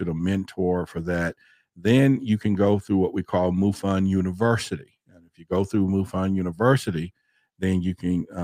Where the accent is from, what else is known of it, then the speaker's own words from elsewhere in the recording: Dallas, Texas, United States; I grew up in Dallas, Texas